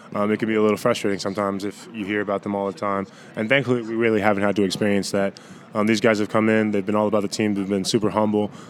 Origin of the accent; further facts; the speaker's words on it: Central Virginia, United States; moved away as an adult; also born or lived in California; now in Chapel Hill, United States; I'm a farm boy. I grew up on a farm in Central Virginia, so it's like three hours away